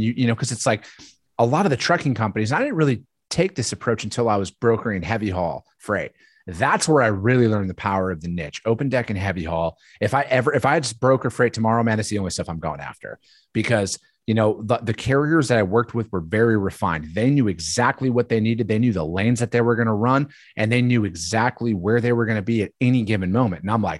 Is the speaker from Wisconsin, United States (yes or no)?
yes; Wisconsin, United States; I'm from Northern Wisconsin originally.